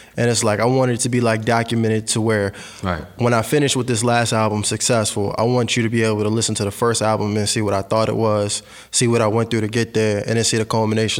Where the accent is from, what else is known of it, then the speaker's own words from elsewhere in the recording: Fredericksburg, Virginia, United States; now in Richmond, United States; Well, I'm actually from Fredericksburg, Virginia, but I moved to Richmond a few years back.